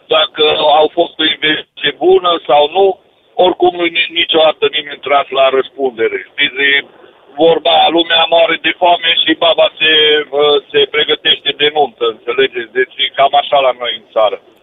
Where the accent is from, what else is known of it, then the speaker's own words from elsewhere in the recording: Romania; la noi în România